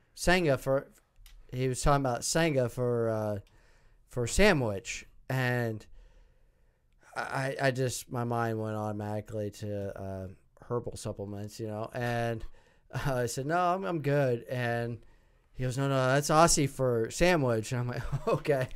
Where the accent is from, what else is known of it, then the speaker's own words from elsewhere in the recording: Seward, Nebraska, United States; moved away as an adult; also born or lived in Omaha, Nebraska; now in Kansas City, United States; I grew up in Seward, Nebraska